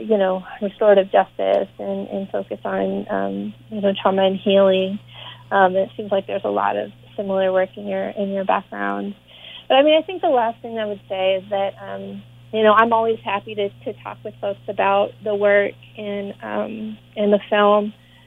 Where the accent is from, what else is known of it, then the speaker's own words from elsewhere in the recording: Boston, Massachusetts, United States; born there; And also, you know, I was born in Boston, so I have some connection to the area.